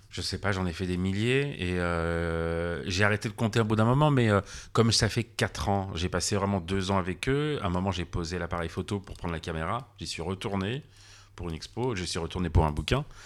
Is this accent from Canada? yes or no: no; near Annecy on the border, Auvergne-Rhône-Alpes, France; also born or lived in Geneva / Paris; je suis franco-suisse. Je suis né en France, j'ai grandi en France, mais depuis à la frontière, ah. vers Annecy et et pas très loin